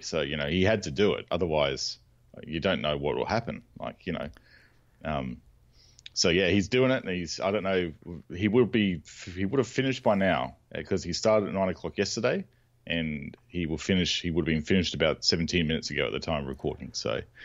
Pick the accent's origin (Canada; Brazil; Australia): Australia; We call them bottle shops here, or botlows, 'cause we're Australian